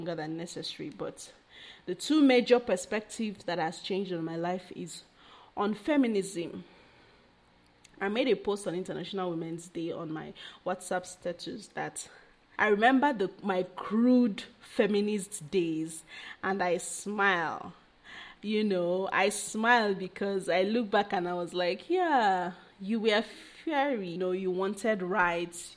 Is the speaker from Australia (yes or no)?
no; Nigeria; I'm Nigerian